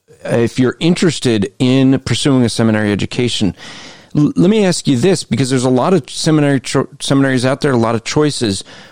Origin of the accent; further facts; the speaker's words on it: New Jersey, United States; I come from Jersey